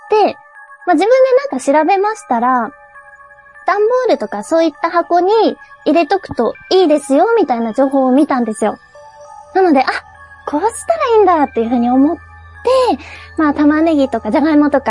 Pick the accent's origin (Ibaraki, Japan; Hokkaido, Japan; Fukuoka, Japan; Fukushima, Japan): Fukushima, Japan; now in Tokyo, Japan; 私もともと福島の出身で、まあ、途中から東京に来た身なんですけど